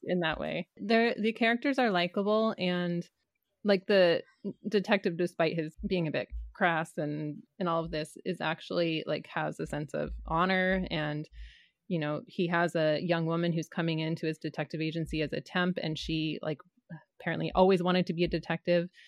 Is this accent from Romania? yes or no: no; Canada; growing up in Canada